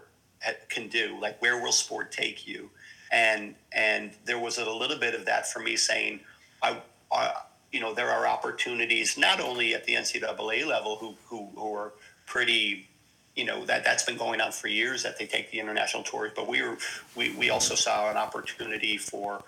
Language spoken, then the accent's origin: English; Scranton, Pennsylvania, United States; moved away as an adult; now in Kinsale, Ireland; I'm from Scranton. We weren't worldly, and you know, leaving the area wasn't something you know, that was highly talked about